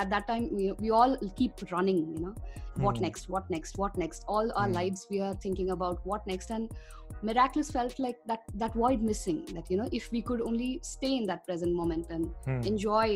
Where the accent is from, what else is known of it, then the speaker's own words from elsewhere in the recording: Chennai, Tamil Nadu, India; moved away as an adult; now in Mumbai, India; I'm born and brought up in Chennai, and I'm currently based out of Bombay.